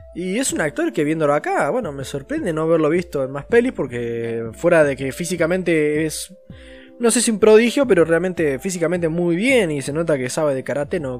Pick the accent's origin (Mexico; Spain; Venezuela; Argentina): Argentina; yo soy un argentino hecho y derecho